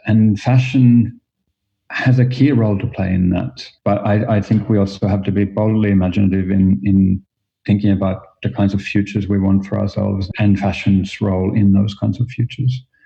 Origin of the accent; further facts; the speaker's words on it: Finland; moved away as an adult; also born or lived in Australia; now in New York, United States; I am originally from Finland, and as you might hear a little bit from my accent, I moved to Australia